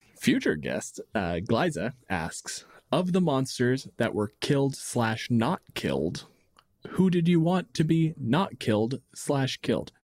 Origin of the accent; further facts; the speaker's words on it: Windsor, Ontario, Canada; my hometown, Windsor